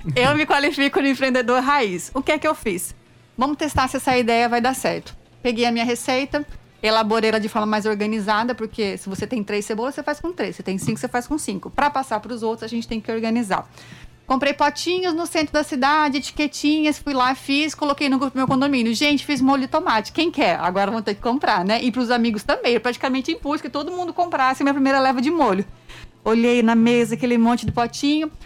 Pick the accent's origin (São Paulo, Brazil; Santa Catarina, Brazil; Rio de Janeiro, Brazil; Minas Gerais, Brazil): São Paulo, Brazil; interior of; moved away as an adult; also born or lived in Brasília; now in João Pessoa, Brazil; é uma menina do interior de São Paulo